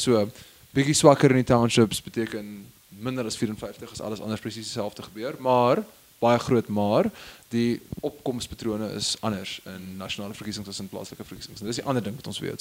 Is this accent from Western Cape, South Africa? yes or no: yes; Stellenbosch, Western Cape, South Africa; ek het groot geword in Stellenbosch